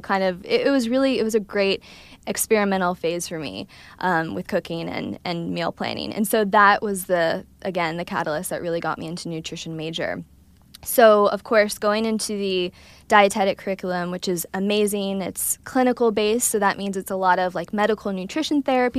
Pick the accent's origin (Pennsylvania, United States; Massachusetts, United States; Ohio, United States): Ohio, United States; I'm from Ohio, Midwest